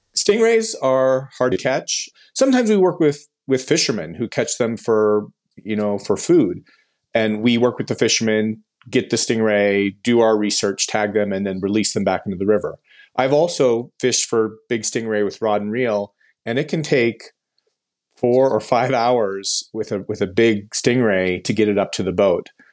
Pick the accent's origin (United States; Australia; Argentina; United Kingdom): United States; Tempe, Arizona; I grew up in Tempe, outside of Phoenix